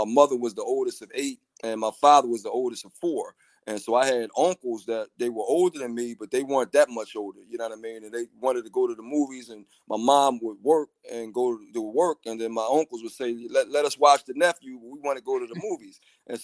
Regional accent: Philadelphia, Pennsylvania, United States; I'm from Philadelphia, like the hat says. … And, I grew up in West Philly and moved to an area called Mount Airy. And Mount Airy was like the move-up area for Black people.

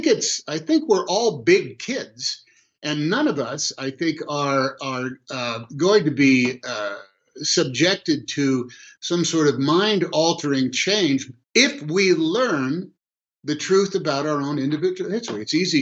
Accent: Oakland, California, United States; I grew up in Oakland, California, about as diverse racially a city as you're going to find in the United States.

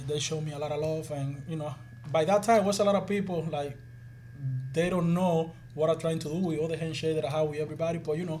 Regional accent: Dominican Republic; born or raised there; moved away

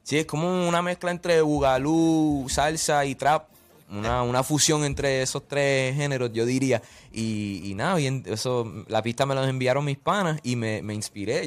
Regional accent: Orlando, Florida, United States; yo vengo de Orlando

